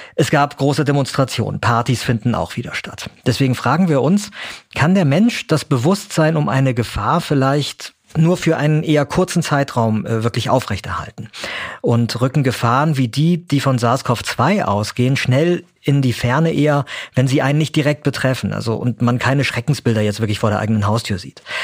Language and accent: German; Germany; bei uns in Deutschland